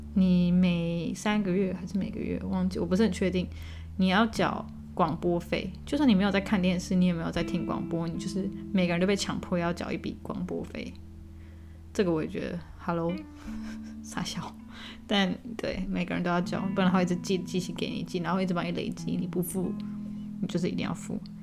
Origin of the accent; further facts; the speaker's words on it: Taiwan; moved away as an adult; now in Germany; 我是在台湾长大